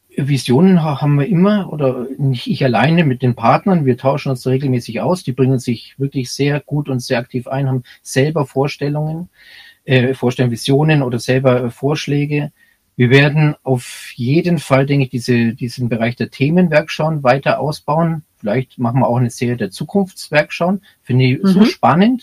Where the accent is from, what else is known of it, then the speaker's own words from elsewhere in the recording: Bayreuth, Bavaria, Germany; accent: Franconian; now in Munich, Germany; ich bin aus Bayreuth